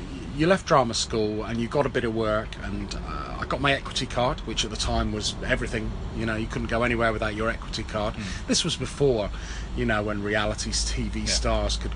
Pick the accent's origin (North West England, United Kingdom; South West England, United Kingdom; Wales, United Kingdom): South West England, United Kingdom; Cornwall; moved away as an adult; I came from Cornwall